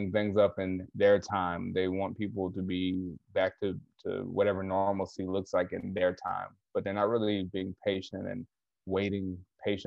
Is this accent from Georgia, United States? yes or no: yes; Atlanta, Georgia, United States; moved away as an adult; also born or lived in Kenosha, Wisconsin / Baltimore; I'm from Atlanta